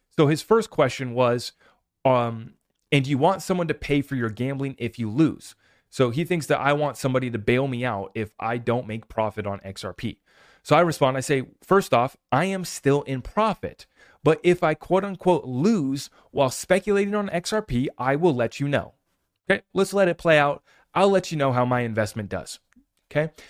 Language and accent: English; United States; I'm an American